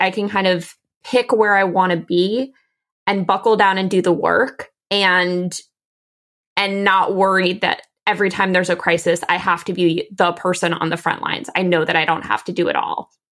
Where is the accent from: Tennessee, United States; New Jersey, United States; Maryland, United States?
Maryland, United States; D.C., Maryland suburbs of Washington, United States; I grew up in the Washington, D C area. I grew up in the Maryland suburbs of D C